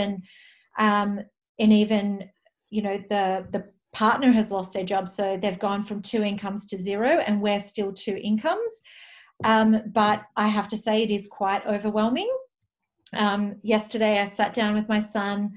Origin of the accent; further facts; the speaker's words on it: Melbourne, Victoria, Australia; moved away as an adult; also born or lived in Toowoomba, Queensland / Northern Territory; I'm a city girl. You know, I was born in Melbourne, but I've spent the last 10 years living in regional cities